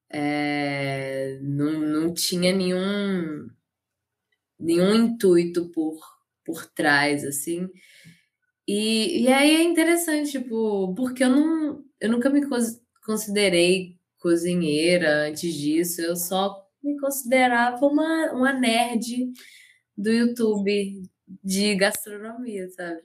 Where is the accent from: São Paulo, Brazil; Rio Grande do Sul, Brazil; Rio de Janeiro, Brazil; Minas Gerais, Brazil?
Minas Gerais, Brazil; Caratinga; moved away as an adult; also born or lived in Ubá; now in Juiz de Fora, Brazil; eu nasci em Ubá, que é aqui perto. Ah. Mas eu morei a minha vida inteira em Caratinga.